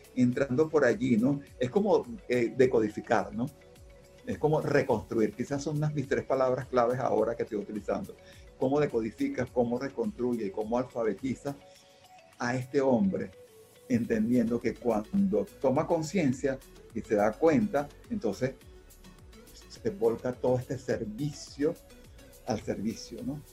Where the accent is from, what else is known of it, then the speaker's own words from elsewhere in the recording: Caracas, Capital District, Venezuela; also born or lived in Táchira (parents); yo soy hijo de andinos, aunque nací aquí en Caracas